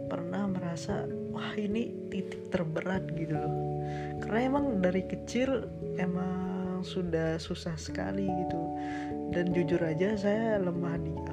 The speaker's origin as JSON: {"language": "Indonesian", "region": "West Nusa Tenggara", "country": "Indonesia", "moved": "yes", "lives_now": "Malang, Indonesia", "said": "nah saya lah saya asalnya dari Lombok nah saya saat ini lagi kuliah nih di Malang"}